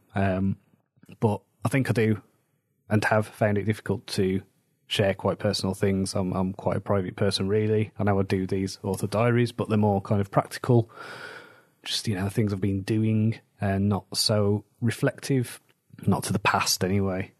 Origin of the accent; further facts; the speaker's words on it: Wolverhampton, West Midlands, United Kingdom; moved away; There was big problems where I grew up in Wolverhampton